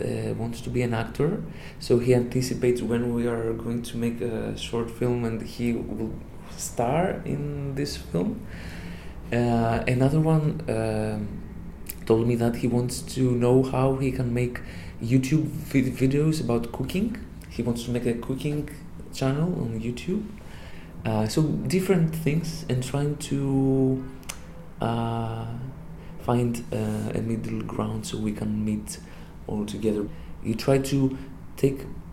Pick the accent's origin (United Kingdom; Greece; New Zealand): Greece; Thessaloniki, Central Macedonia; I am from Thessaloniki